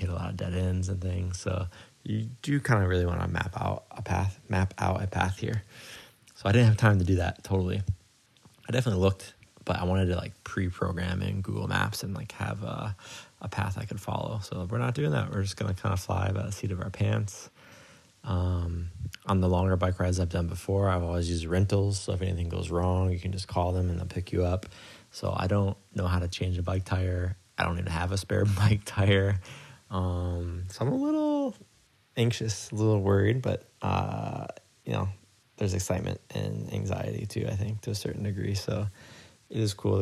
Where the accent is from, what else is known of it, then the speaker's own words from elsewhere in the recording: Midwest, United States; moved away as an adult; now in Kobe, Japan; where I grew up in the Midwest, but in America.